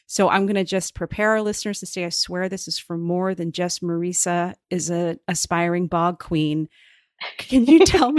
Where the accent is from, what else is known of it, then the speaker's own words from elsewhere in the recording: Cape Cod, Massachusetts, United States; I grew up in Cape Cod in Massachusetts. So I grew up on salt marshes. I grew up on a cranberry bog for several years when I was growing up.